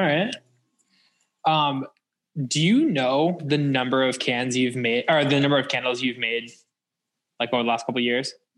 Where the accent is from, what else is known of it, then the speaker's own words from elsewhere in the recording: West Boylston, Massachusetts, United States; I grew up in West Boylston, but like I grew up on the Sterling side